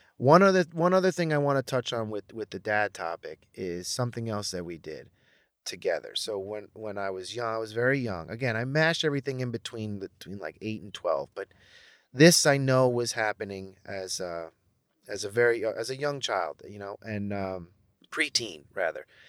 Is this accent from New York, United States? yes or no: yes; Brentwood, New York, United States; also born or lived in Manhattan, New York / Ronkonkoma, New York; I grew up in Brentwood.